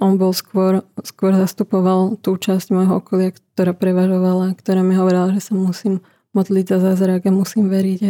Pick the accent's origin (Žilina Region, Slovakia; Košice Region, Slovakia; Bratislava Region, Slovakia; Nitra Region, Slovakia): Nitra Region, Slovakia; Nitra; ja som spod Kalvárie z Nitry